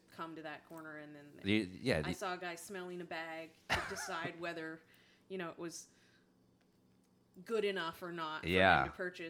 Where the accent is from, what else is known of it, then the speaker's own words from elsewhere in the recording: Canada; now in New York, United States; I'm Canadian